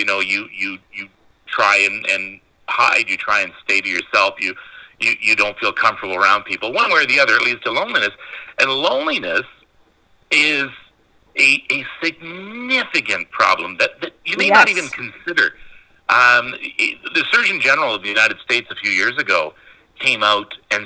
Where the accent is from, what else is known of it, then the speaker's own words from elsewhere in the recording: North Bay, Ontario, Canada; I grew up in North Bay.